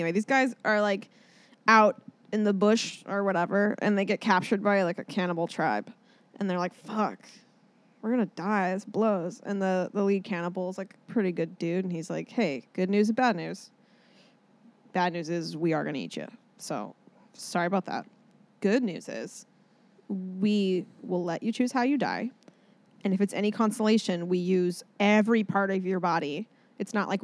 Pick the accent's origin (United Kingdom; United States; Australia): United States; Orcas Island, Washington; now in Los Angeles, United States; I'm from Orcas Island, Washington State. It's on the border of Canada and like America